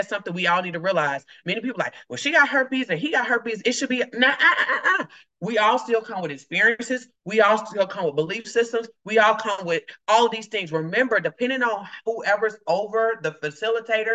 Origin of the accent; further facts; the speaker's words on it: the South, United States; if I'm from the South, we were taught what happened to your house, stay in your house